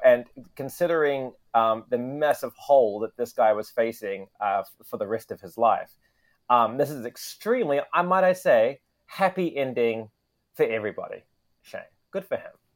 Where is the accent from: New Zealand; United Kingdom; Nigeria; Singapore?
New Zealand; Wellington; now in Tokyo, Japan; I come from Wellington, New Zealand